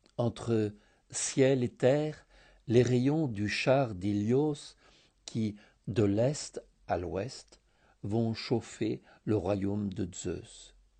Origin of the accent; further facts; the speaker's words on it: Thessaloniki, Central Macedonia, Greece; also born or lived in France; now in Sitia, Greece; enfant des années soixante à Thessalonique